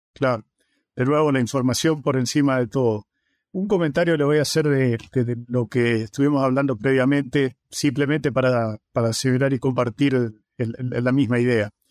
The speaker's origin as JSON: {"language": "Spanish", "town": "Avellaneda", "region": "Santa Fe", "country": "Argentina", "tie": "born or raised there", "also_born_or_lived": "Córdoba", "moved": "as an adult", "lives_now": "Florida, United States", "said": "Trabajé durante muchos años en el noreste del país, en la zona de Reconquista, Avellaneda, de donde soy oriundo"}